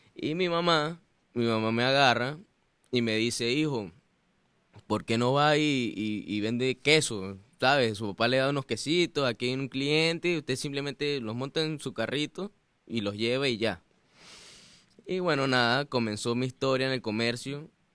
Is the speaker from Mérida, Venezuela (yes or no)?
yes; Mérida, Venezuela; moved away as an adult; now in United States; Yo soy de Venezuela, en una ciudad mm, hermosa que se llama Mérida. Y, mm, bueno, famosamente los gochos, ¿no? Somos gochos, los gochos